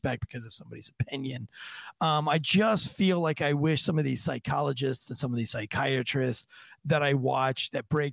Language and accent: English; United States; us as American citizens